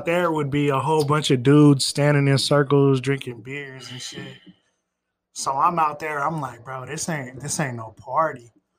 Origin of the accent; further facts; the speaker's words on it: Las Vegas, Nevada, United States; also born or lived in Iowa; I'm from Las Vegas